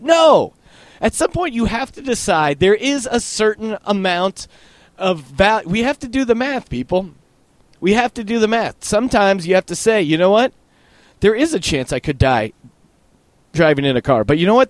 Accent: Bethlehem, Pennsylvania, United States; Bethlehem, Pennsylvania, where I'm originally from

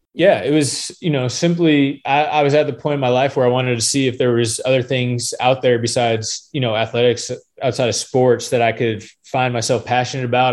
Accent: Phoenix, Arizona, United States; now in Gainesville, United States; I was born and raised in Phoenix, Arizona

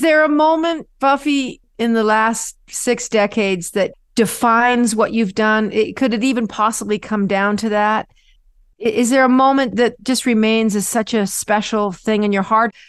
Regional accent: Canada; a Canadian child

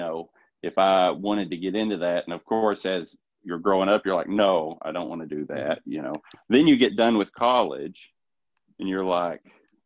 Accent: Richmond, Kentucky, United States; I'm from Richmond, Kentucky. So, I mean, just south of Lexington, pretty much have lived in Madison County my whole life

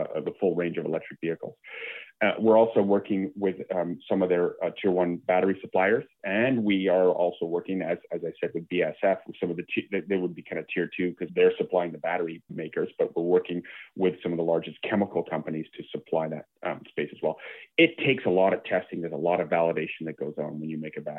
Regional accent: Canada; as a Canadian

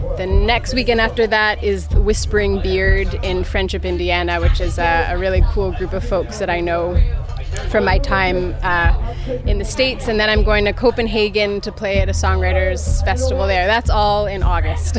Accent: Hamilton, Ontario, Canada; also born or lived in Guelph; now in Toronto, Canada; Hamilton is my hometown.

